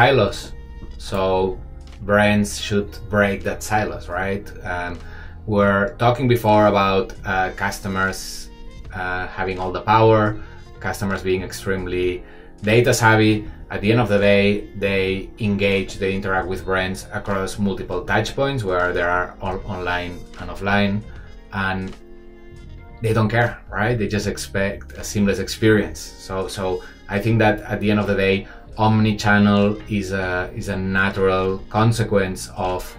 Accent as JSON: {"language": "English", "town": "Barcelona", "region": "Catalonia", "country": "Spain", "moved": "as an adult", "lives_now": "Shanghai, China"}